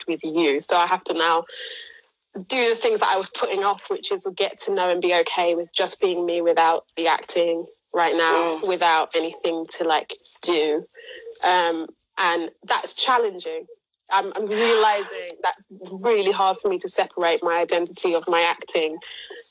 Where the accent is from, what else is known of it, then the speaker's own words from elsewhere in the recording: London, United Kingdom; I attach to being a Londoner more than I attach to being from an island